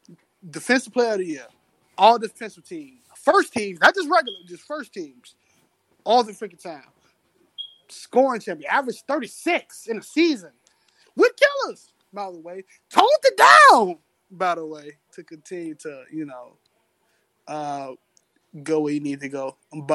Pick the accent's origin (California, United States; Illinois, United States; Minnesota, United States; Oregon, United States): Illinois, United States; Chicago; I'm from Chicago.